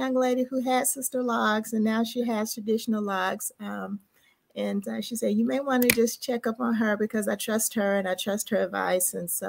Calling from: Dallas, Texas, United States; I'm checking in from Dallas, Texas

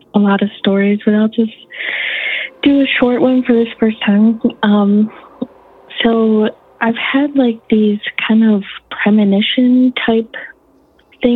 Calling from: Michigan, United States; I'm calling from Michigan

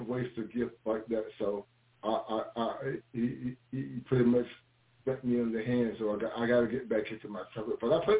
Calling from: Clayton, North Carolina, United States; I'm calling from Clayton, North Carolina.

